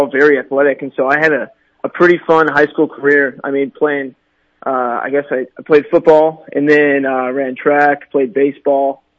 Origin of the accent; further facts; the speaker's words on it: Urbandale, Iowa, United States; now in Rapid City, United States; So I grew up just outside Des Moines, actually. I grew up in Urbandale